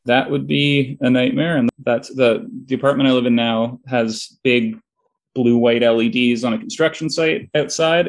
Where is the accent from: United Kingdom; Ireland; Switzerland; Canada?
Canada; Toronto, Ontario; I'm from Toronto.